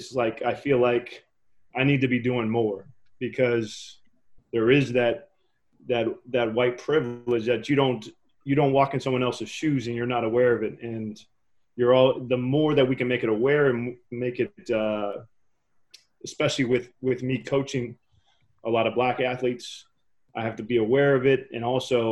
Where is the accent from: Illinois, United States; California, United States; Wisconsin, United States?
California, United States; Menlo Park; growing up where I grew up in Menlo Park, and I played in East Menlo Park and East Palo Alto